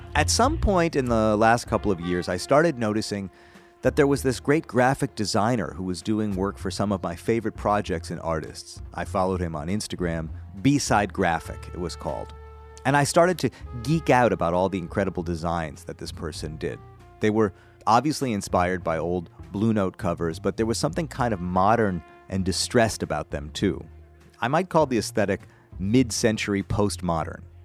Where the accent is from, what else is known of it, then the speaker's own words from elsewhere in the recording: Madison, Wisconsin, United States; moved away; I'm from Wisconsin originally